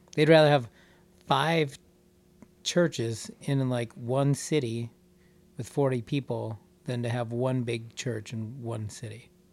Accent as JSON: {"language": "English", "region": "Wisconsin", "country": "United States", "said": "we're from Wisconsin"}